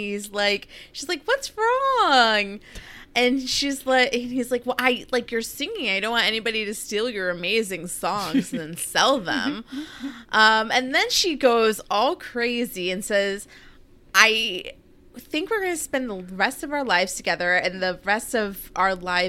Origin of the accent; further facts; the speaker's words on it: East Coast, United States; we are from the East Coast